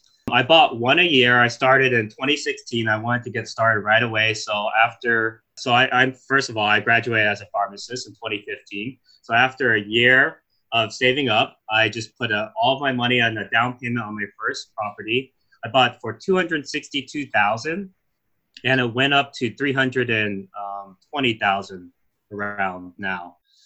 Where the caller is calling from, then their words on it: Sacramento, California, United States; I'm dialing in from California.